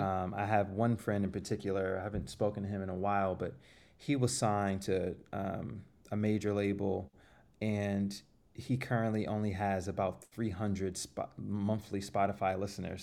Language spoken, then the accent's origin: English; Florida, United States; moved away as an adult; now in New York City, United States; I'm from Florida